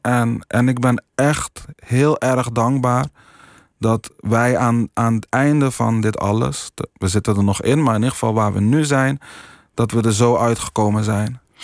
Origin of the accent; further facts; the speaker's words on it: Curaçao; now in Netherlands; ik heb gewoon mijn jeugd, mijn school, in ieder geval een groot deel van mijn jeugd in Curaçao